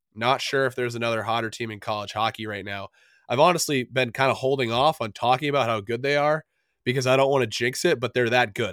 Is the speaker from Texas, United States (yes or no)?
no; New Hampshire, United States; as a kid growing up in New Hampshire